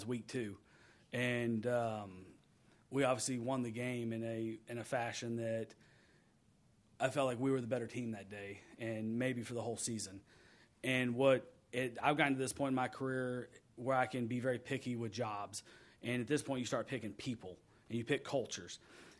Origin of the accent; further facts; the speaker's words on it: Texas, United States; moved away; I grew up in Texas